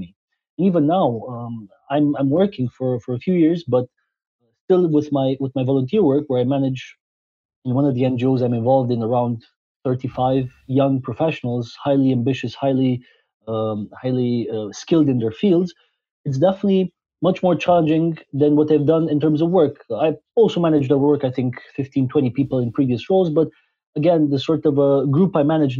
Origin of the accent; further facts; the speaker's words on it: Transylvania, Romania; moved away as an adult; also born or lived in Scotland / France / Belgium; I was born in Transylvania, Romania, where I spent the first 19 years of my life